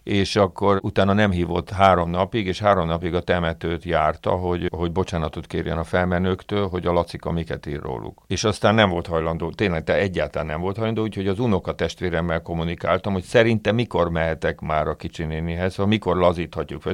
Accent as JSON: {"language": "Hungarian", "region": "Budapest", "country": "Hungary", "tie": "born or raised there", "said": "én nem ott születtem, hanem, ö, A szüleim költöztek föl Budapestre, ők első generációs ilyen pestiek"}